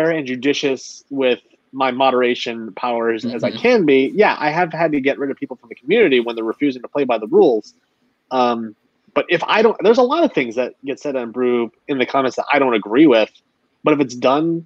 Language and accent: English; Wisconsin, United States; moved away; I moved away from Wisconsin